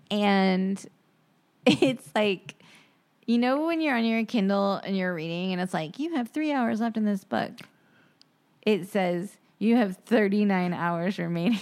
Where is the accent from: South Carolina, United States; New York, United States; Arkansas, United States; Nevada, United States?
South Carolina, United States; Charleston; I grew up in Charleston